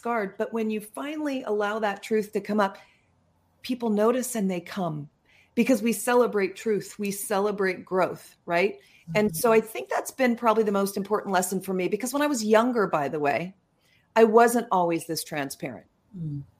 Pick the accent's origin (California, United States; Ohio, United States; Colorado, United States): California, United States; Yorba Linda; I'm from Southern California. Mm-hmm. And so I grew up in Yorba Linda